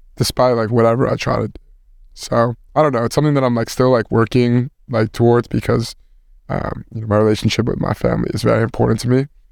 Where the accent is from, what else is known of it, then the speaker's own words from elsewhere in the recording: Westchester, New York, United States; I'm from Westchester.